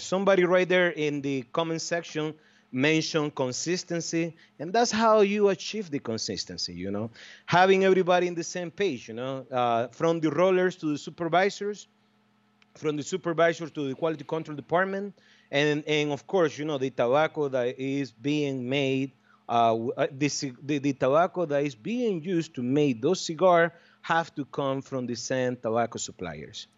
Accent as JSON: {"language": "English", "region": "Estelí", "country": "Nicaragua", "tie": "born or raised there", "said": "my hometown, in Esteli, Nicaragua"}